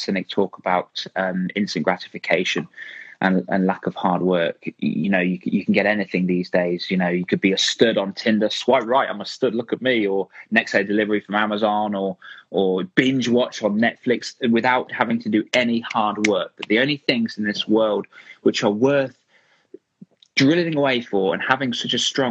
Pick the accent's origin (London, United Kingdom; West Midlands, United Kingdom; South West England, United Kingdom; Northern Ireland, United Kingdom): West Midlands, United Kingdom; Rugby; my hometown here in Rugby